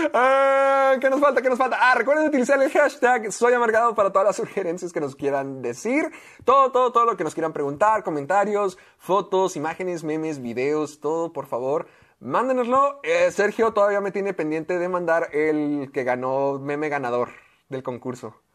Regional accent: Mexico; also born or lived in United States; el estar allá siendo mexicano

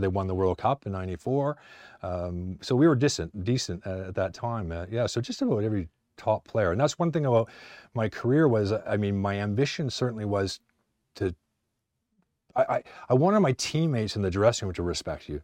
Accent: Canada; moved away; also born or lived in Ipswich, England; being Canadian

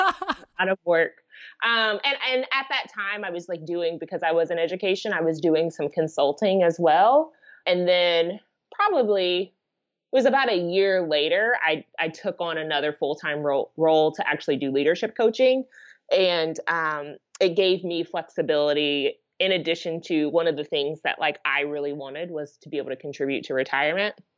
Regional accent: United States; being an American

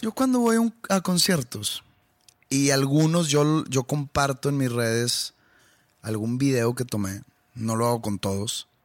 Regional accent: Monterrey, Nuevo León, Mexico; yo soy de aquí, yo vivo aquí. Y pues yo disfruto mucho tocar aquí en mi, en mi ciudad natal

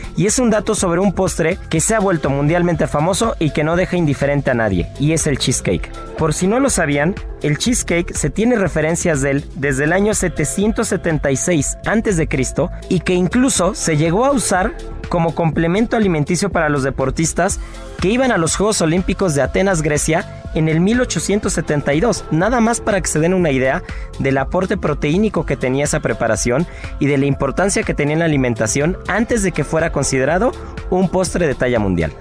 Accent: Mexico; como mexicanos

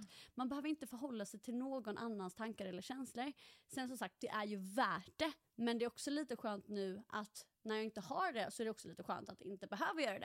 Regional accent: Halmstad, Halland County, Sweden; moved away as an adult; also born or lived in Stockholm; now in Norway; född och uppvuxen i Halmstad, flyttade till Stockholm rätt efter studenten.

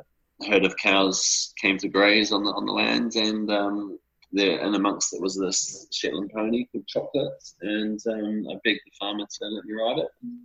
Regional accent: New Zealand; growing up in New Zealand.

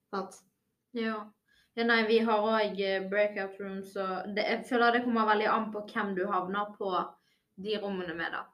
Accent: Bergen, Vestland, Norway; Jeg kommer jo fra Bergen og studerer i Bergen, så jeg har jo allerede en stor vennekrets fra før av

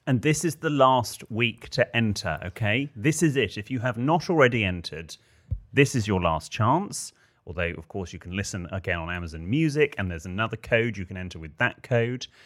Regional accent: the Southwest, South West England, United Kingdom; moved away; I grew up in the Southwest

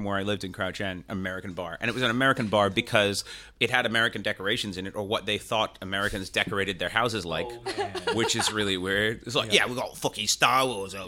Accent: Canada; also born or lived in England; I was born in England. I was raised in Canada after the age of 5, but I grew up English in Canada because my parents were born in England in the 40s

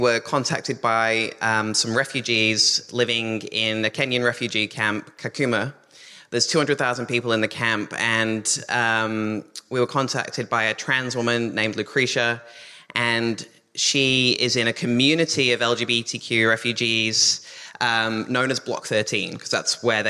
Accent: England, United Kingdom; now in Australia; I'm actually English, but I've lived there since 2007

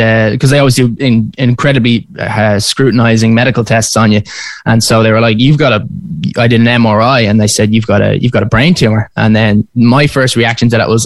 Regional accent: Dublin, Leinster, Ireland; I'm from Dublin. I'm currently there at the moment.

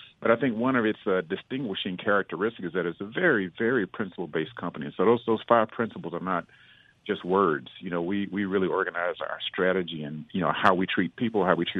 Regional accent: Jackson, Mississippi, United States; a young person growing up in Jackson

